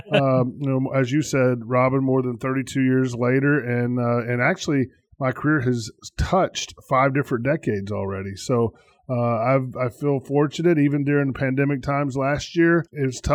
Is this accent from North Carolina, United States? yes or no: yes; Locust, North Carolina, United States; moved away as an adult; now in Richmond, United States; I grew up in Locust, North Carolina, which is a town between Big Lick